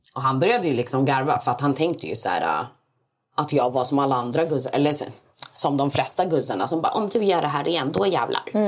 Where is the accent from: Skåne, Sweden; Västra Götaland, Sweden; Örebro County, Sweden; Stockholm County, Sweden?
Skåne, Sweden; Malmö; Jag är född i Sverige, uppvuxen i Sverige